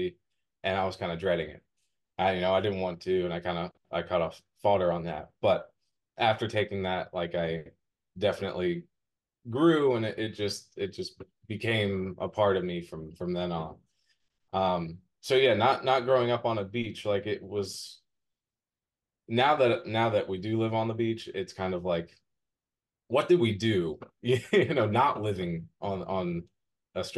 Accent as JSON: {"language": "English", "region": "Maryland", "country": "United States", "tie": "born or raised there", "moved": "yes", "lives_now": "Outer Banks, United States", "said": "I grew up in Maryland"}